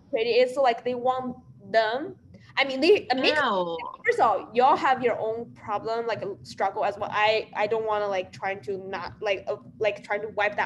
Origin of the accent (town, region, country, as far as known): China; moved away